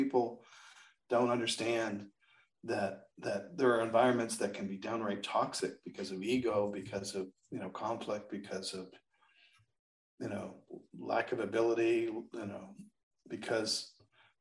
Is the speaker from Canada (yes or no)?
yes; Canada; moved away; I'm Canadian